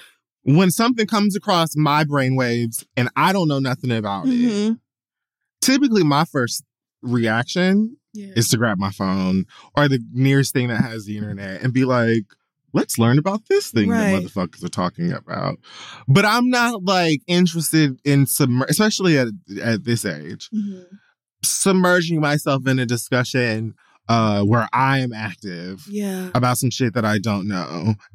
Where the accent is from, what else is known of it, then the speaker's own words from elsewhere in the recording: the South, United States; I'm from the South.